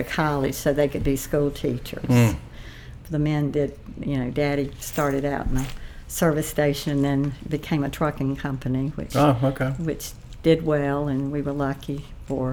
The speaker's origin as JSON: {"language": "English", "town": "Wilson", "region": "North Carolina", "country": "United States", "tie": "born or raised there", "moved": "as an adult", "lives_now": "Ashland, United States", "said": "Grew up in Wilson, North Carolina"}